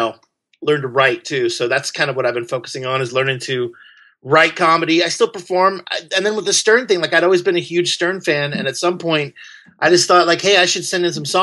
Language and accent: English; Southern Illinois, United States; moved away; also born or lived in Belleville, Illinois / San Francisco; I grew up in Southern Illinois. Farm towns